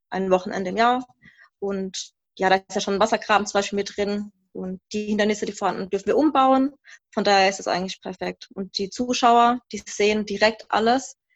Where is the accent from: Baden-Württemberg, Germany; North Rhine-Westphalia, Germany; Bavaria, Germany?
Baden-Württemberg, Germany; also wir sind aus dem Rhein-Neckar-Kreis jetzt, aus Mannheim-Heidelberg kommen wir.